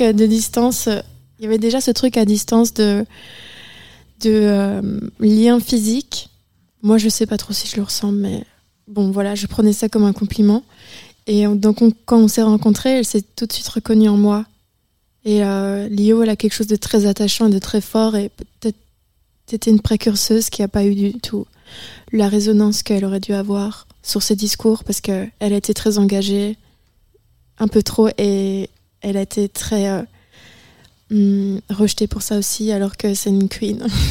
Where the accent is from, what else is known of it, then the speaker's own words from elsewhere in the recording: Charleroi, Namur, Wallonia, Belgium; moved away as an adult; Moi, je viens euh, de Charleroi, Namur, Un petit village très simple.